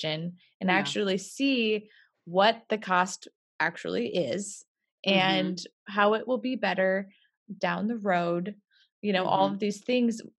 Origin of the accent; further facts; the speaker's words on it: Midwest, United States; moved away; growing up in the Midwest